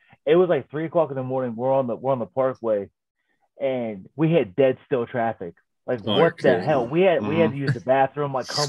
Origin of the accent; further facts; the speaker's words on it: Pittsburgh, Pennsylvania, United States; I was born and raised in Pittsburgh.